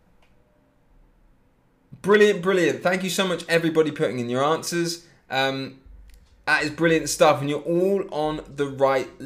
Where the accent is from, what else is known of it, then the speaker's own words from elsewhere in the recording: Leipzig, Saxony, Germany; I'm from Leipzig myself